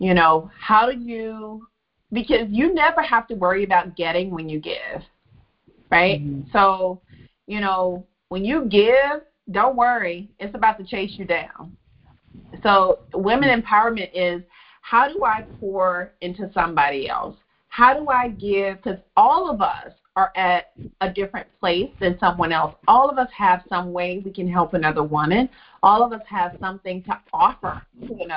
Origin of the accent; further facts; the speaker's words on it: Memphis, Tennessee, United States; I was from Memphis, not New York. That I was very Southern